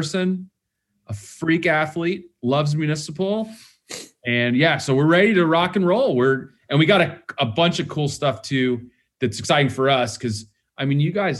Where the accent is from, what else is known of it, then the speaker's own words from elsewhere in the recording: the South, United States; now in Los Angeles, United States; I'm from the South